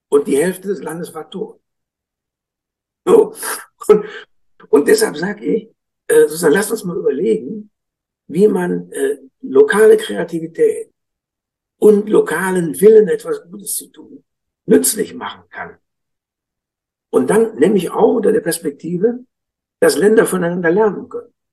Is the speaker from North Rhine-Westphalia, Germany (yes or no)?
yes; Münster, North Rhine-Westphalia, Germany; Ich komme aus Münster, da denke ich, habe ich immer gedacht, warum?